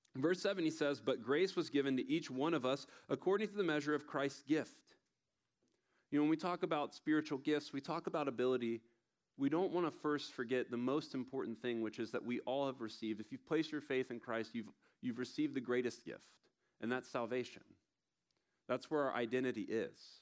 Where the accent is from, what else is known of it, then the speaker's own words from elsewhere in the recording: Tallahassee, Florida, United States; I'm from Tallahassee, Florida